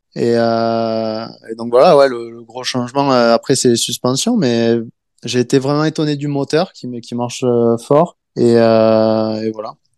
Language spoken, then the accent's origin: French; France; moved away; chez nous en France